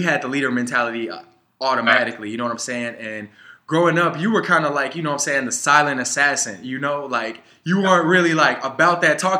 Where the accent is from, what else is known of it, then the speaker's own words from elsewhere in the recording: Chicago, Illinois, United States; growing up on the South Side, we was playing with all grown men.